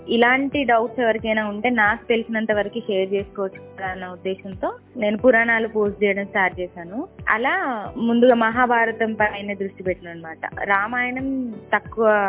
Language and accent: Telugu; Karimnagar, Telangana, India; also born or lived in Sircilla; నేను పెరిగిందంతా ఆవిడ దగ్గరనే మాది ప్రాపర్ సిరిసిల్ల అయినప్పటికీ వాళ్ళది కరీంనగర్ సో నేను అమ్మమ్మ దగ్గర పెరిగాను